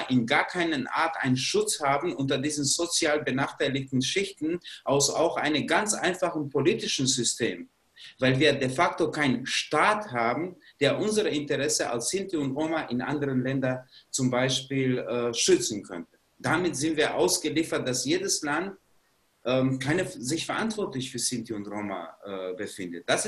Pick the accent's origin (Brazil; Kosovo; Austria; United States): Kosovo; German is a second language; moved away as an adult; now in Germany; Ich bin nicht in Deutschland geboren, ich komme aus ehemaligen Jugoslawien bzw. aus dem Kosovo und ich bin als 20-Jähriger hier in Deutschland gekommen.